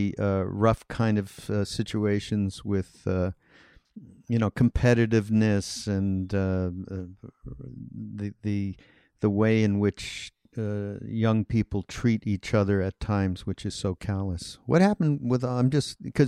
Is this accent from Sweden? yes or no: no; Montreal, Quebec, Canada; I'm from Canada and I'm from Montreal